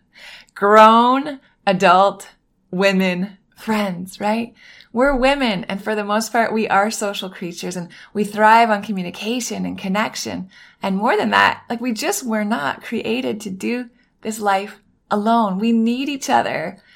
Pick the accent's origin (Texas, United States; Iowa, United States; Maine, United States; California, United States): Maine, United States; Northern; now in Miami, United States; I grew up in Northern Maine, right on the border of Canada